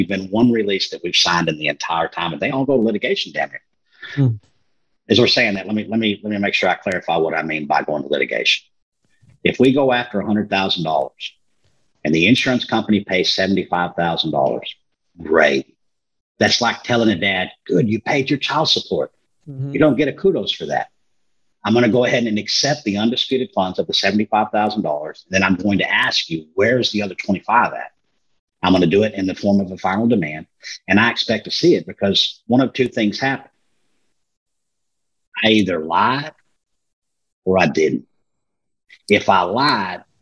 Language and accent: English; Texas, United States; I'm from Texas